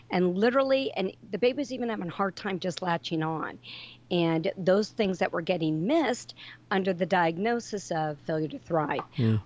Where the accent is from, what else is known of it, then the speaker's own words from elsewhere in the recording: Northern California, United States; I grew up in Northern California on a ranch.